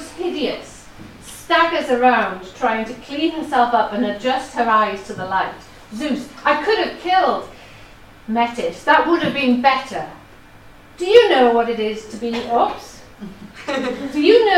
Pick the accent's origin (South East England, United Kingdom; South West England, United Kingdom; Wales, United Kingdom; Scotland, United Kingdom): Wales, United Kingdom; first language Welsh; English is a second language; my background as having Welsh as my first language